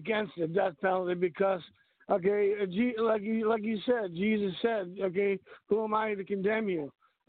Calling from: Texas, United States; Well, no, I was gonna say I'm from the South myself. I'm in the Bible Belt area. I'm calling from Texas.

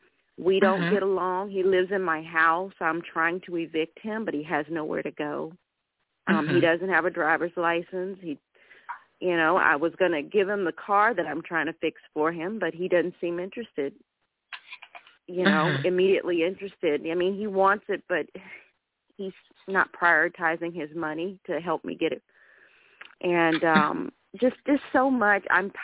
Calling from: Charlotte, North Carolina, United States

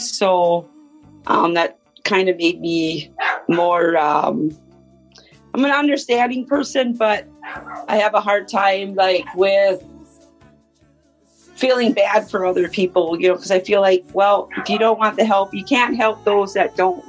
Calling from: Minnesota, United States

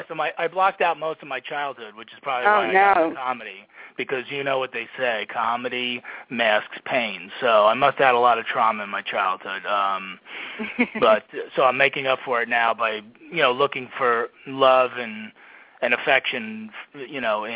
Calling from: New Jersey, United States; I'm in New Jersey in my house. We survived Hurricane Sandy, so we're still standing here. And, calling you from here.

